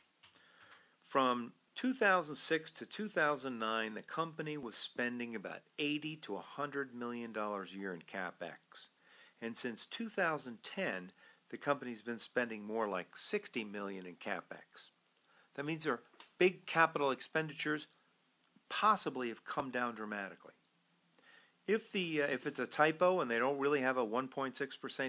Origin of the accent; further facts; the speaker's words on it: New York, United States; I'm a New Yorker